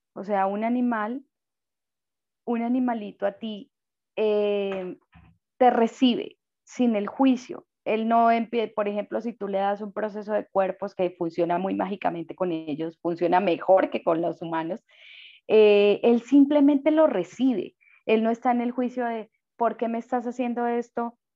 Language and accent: Spanish; Colombia